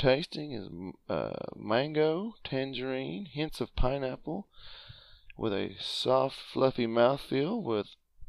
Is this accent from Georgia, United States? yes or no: yes; Georgia, United States; But since we are from Georgia